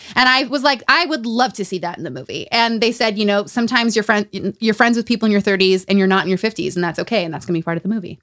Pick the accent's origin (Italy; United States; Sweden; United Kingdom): United States; Utah; Growing up in Utah